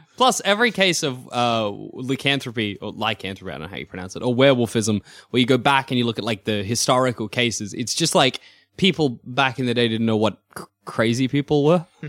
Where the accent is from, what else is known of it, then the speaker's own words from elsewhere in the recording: Australia; being an Australian